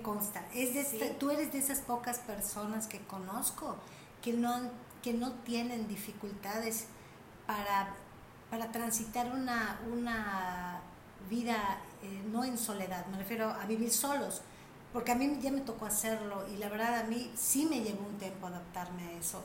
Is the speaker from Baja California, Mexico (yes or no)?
no; Mérida, Yucatán, Mexico; yo nací en Mérida, mi hermanita nació en Mérida